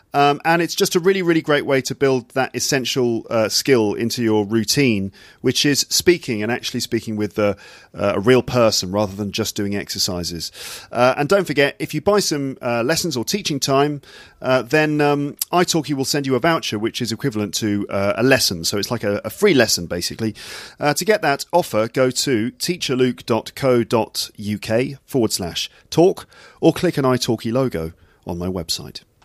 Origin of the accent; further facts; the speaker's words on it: England, United Kingdom; moved away as an adult; now in France; as an English person